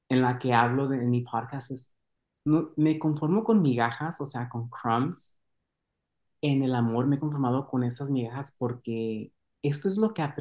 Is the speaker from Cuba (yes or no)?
no; Mexico; Entonces, para mí fue una experiencia muy, muy valorable poder estar creciendo en México.